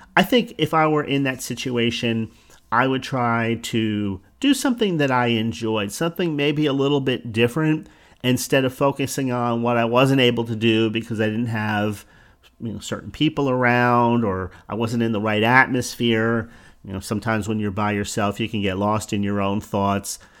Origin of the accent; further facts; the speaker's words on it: New Jersey, United States; now in Florida, United States; I'm from New Jersey, resettled in Florida